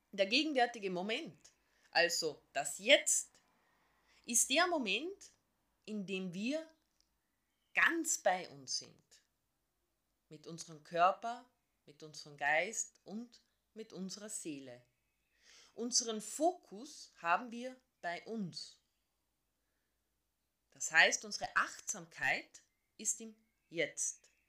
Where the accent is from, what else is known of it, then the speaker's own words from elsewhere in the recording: Carinthia, Austria; born there; ich bin gebürtige Kärntnerin.